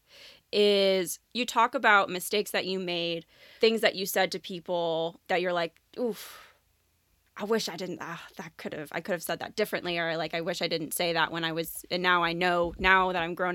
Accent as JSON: {"language": "English", "region": "Connecticut", "country": "United States", "tie": "born or raised there", "said": "we grew up in Connecticut"}